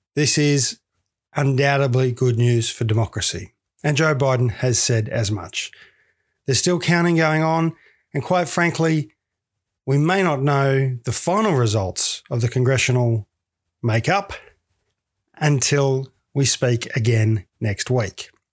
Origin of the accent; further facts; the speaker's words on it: Victoria, Australia; moved away; in Victoria, my home state, which I do miss dearly